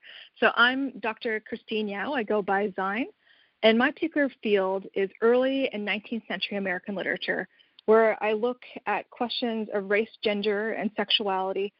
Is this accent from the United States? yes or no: no; Canada; I'm actually Canadian